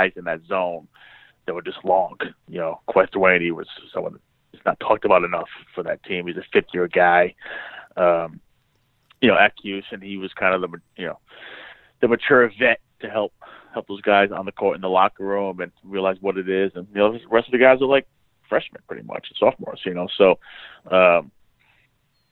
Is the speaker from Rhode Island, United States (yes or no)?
yes; Providence, Rhode Island, United States; I grew up in Providence